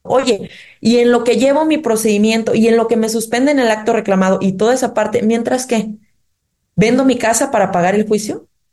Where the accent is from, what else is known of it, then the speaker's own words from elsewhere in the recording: Oaxaca, Mexico; nosotros como oaxaqueños